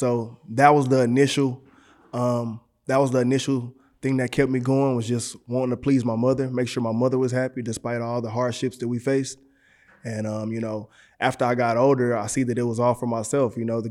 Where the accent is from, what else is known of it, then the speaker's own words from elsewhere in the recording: Galveston, Texas, United States; also born or lived in Houston, Texas; I was born in Galveston, Texas.